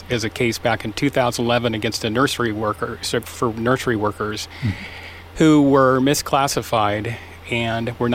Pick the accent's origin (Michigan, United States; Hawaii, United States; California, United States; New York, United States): California, United States; San Diego; moved away as an adult; also born or lived in San Luis Obispo County, California; now in San Luis Obispo, United States; I grew up in San Diego.